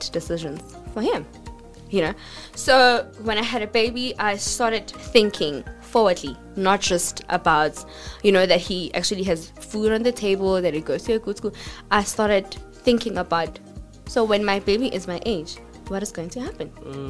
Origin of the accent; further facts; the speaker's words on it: Pretoria, Gauteng, South Africa; So, I come from a township. I come from Atteridgeville and Mamelodi